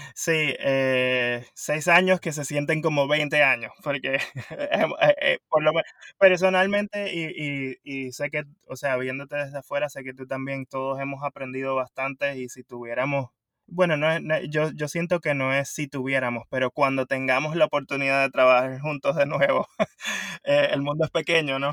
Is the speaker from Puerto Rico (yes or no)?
yes; Puerto Rico; moved away as an adult; also born or lived in South Florida, United States; now in Florida, United States; originalmente soy de Puerto Rico y me mudé acá a Estados Unidos, al sur de la Florida, hace 15 años